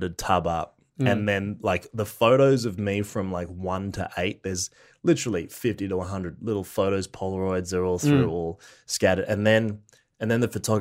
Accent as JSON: {"language": "English", "town": "Brisbane", "region": "Queensland", "country": "Australia", "tie": "born or raised there", "said": "In Queensland. In Brisbane"}